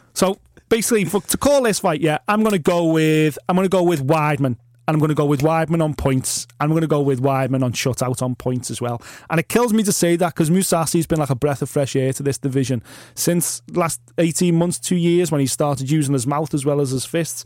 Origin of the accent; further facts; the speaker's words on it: United Kingdom; we're British